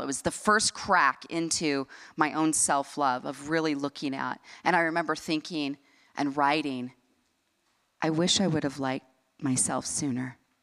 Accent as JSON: {"language": "English", "town": "Salt Lake City", "region": "Utah", "country": "United States", "tie": "born or raised there", "said": "I grew up here in Salt Lake City, Utah"}